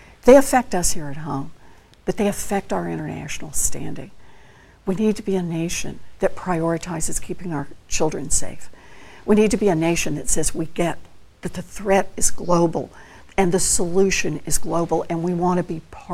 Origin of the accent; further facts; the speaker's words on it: Oklahoma, United States; I grew up out in Oklahoma